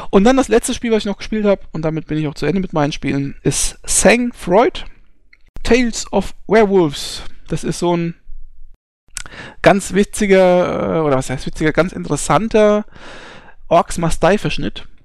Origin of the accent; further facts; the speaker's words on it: Hesse, Germany; ich bin Hesse. Ja, ähm, das muss man an der Stelle einfach mal ganz klar sagen. Ich bin nur hier in Bayern werde ich als äh, zugezogener äh, Saupreuß bezeichnet, ja.